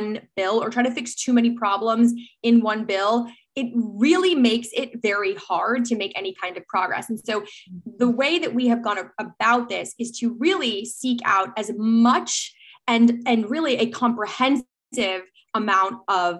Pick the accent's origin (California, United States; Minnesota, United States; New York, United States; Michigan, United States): New York, United States; as a New Yorker